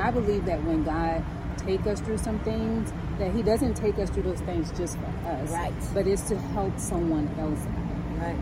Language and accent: English; New Orleans, Louisiana, United States; I come from the Florida Projects